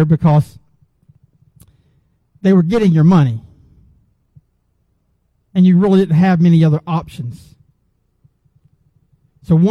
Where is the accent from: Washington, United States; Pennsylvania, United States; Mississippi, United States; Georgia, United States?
Georgia, United States; Gwinnett County; I grew up in Gwinnett County before Gwinnett County blew up